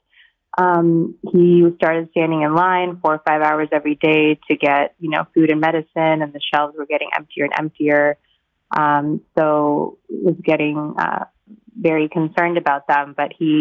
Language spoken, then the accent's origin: English; Kyiv, Ukraine; moved away; also born or lived in San Francisco; I was born in Kyiv myself, and I emigrated in 1989 as a refugee from the Soviet Union to San Francisco